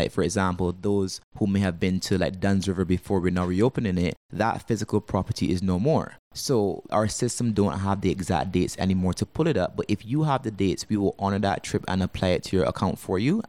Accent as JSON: {"language": "English", "country": "Barbados", "moved": "as an adult", "lives_now": "Antigua", "said": "Now, I'm actually originally from Barbados. I actually moved to Antigua about 3 years ago."}